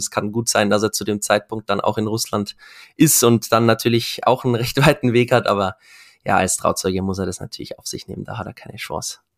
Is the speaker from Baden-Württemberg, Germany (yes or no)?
no; Regensburg, Bavaria, Germany; Ich komme ja aus Regensburg